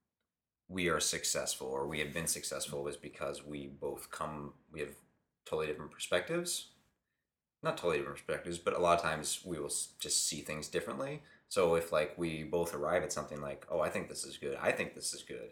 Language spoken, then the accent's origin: English; Pittsburgh, Pennsylvania, United States; moved away as an adult; also born or lived in Boston area; now in Los Angeles, United States; I'm from Pittsburgh